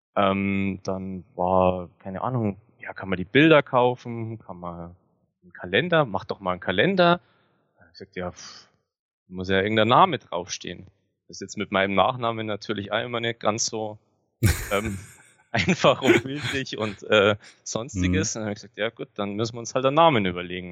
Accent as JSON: {"language": "German", "town": "Grainau", "region": "Bavaria", "country": "Germany", "tie": "born or raised there", "said": "Ich bin ähm, geboren am Fuße der Zugspitze in den Bayerischen Alpen und lebe seit meiner Geburt hier ähm, war nur während dem Studium mal weg"}